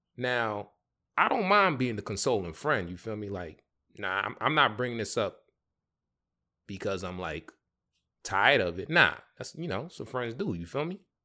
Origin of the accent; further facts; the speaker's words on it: New York, United States; I grew up in the Bronx, New York